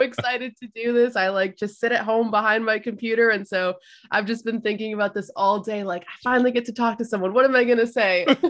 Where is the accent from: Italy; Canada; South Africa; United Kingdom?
Canada; I was born in Canada, like, my family comes from those islands